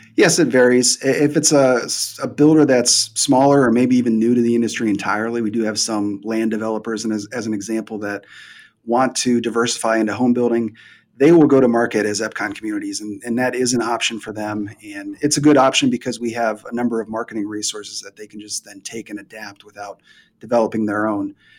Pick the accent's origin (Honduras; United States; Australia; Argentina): United States; Midwest; moved away as an adult; also born or lived in Tampa Bay, Florida; now in Columbus, Ohio, United States; I'm from the Midwest, so they moved me back to the Midwest